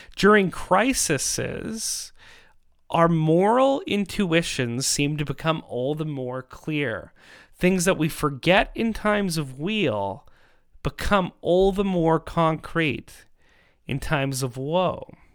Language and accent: English; Canada; in our country